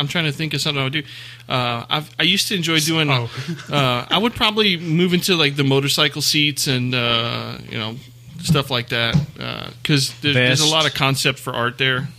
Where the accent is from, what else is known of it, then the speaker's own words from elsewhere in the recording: South Louisiana, United States; moved away; I'm from South Louisiana, man.